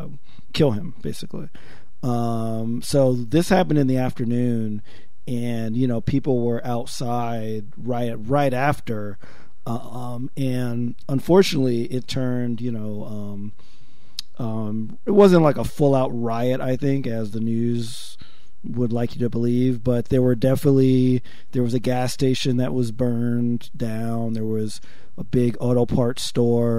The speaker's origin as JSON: {"language": "English", "town": "Paterson", "region": "New Jersey", "country": "United States", "tie": "born or raised there", "moved": "yes", "lives_now": "Milwaukee, United States", "said": "my hometown of Patterson in Jersey"}